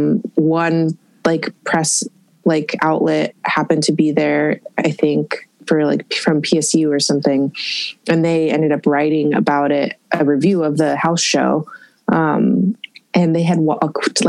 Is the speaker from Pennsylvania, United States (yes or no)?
no; Eugene, Oregon, United States; also born or lived in Springfield, Oregon / Portland, Oregon; I was born and raised in Eugene, Oregon. Eugene, half and half, Eugene and Springfield. And then I moved to Portland in 2010.